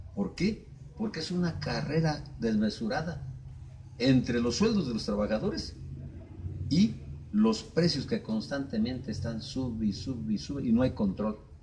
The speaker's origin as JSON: {"language": "Spanish", "country": "Mexico", "said": "como mexicanos"}